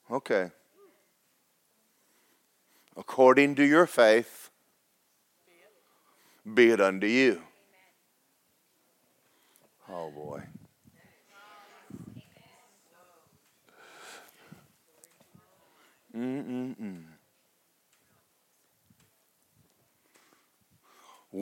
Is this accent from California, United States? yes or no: no; Kentucky, United States; my mother was poor and my father was poor and we're from Kentucky